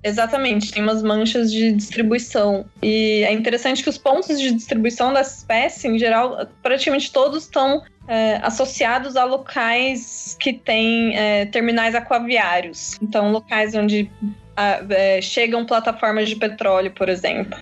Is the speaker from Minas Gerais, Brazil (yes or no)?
no; interior of São Paulo, Brazil; moved away as an adult; also born or lived in São Vicente / Florianópolis; now in Rio de Janeiro, Brazil; eu sou do interior de São Paulo